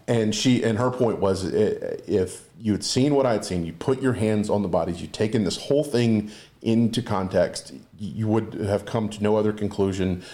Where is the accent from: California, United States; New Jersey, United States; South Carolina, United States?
South Carolina, United States; Walterboro; I'm from Walterboro